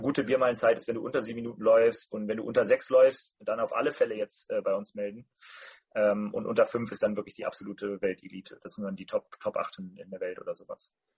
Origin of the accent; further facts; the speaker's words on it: Rhineland, Germany; bei uns im Rheinland